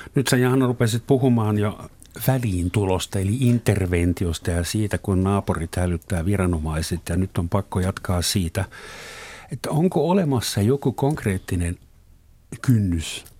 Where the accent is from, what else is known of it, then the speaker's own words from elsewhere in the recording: Southern Germany, Germany; Finnish is a second language; moved away as an adult; now in Finland; meillä Etelä-Saksassa myöskin – Vuonna 1972 kiellettiin ruumilliset kuritukset mun osavaltiossa.